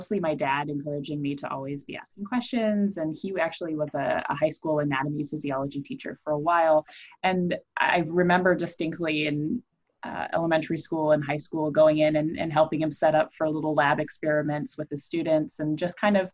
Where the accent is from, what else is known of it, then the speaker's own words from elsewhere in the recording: Iowa, United States; I grew up in Iowa